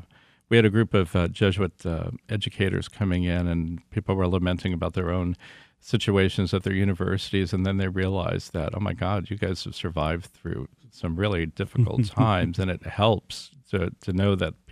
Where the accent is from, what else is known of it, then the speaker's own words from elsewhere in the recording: West Coast, United States; now in Detroit, United States; I'm from the West Coast originally, born and raised